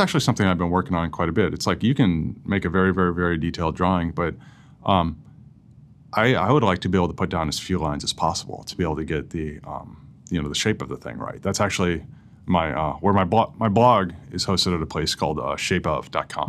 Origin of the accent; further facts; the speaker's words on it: St. Louis, Missouri, United States; also born or lived in Columbia, Missouri; I grew up in St. Louis